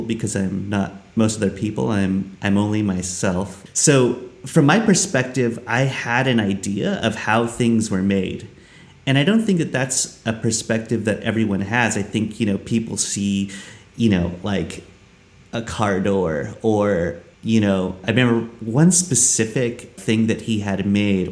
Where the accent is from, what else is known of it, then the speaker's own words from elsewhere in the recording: Los Angeles, California, United States; I was born in Los Angeles, California.